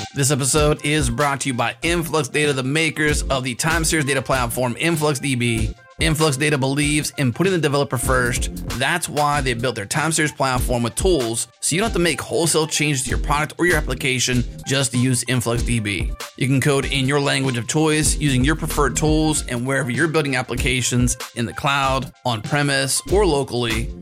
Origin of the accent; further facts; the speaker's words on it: United States; I'm American